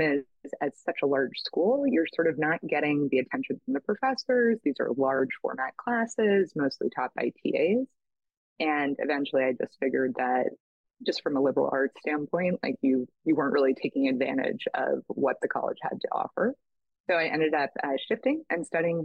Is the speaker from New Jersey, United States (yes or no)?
no; New York City, New York, United States; moved away as an adult; now in San Francisco, United States; I grew up on the Upper East Side